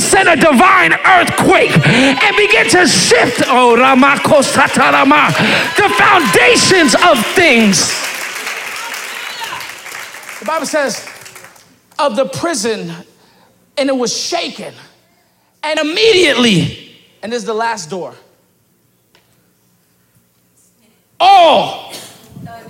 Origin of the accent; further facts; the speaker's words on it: New York, United States; moved away as an adult; now in Pennsylvania, United States; I'm from New York